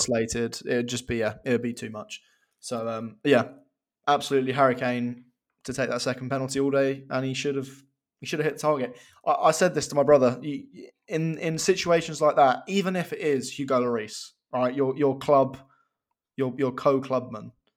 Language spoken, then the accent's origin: English; England, United Kingdom; As an Englishman